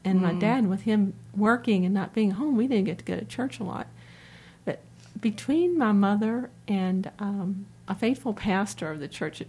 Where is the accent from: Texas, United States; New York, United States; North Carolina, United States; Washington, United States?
North Carolina, United States; born there; I'm native to the area, although I was born in North Carolina, so I'm a true blue Tar Heel fan.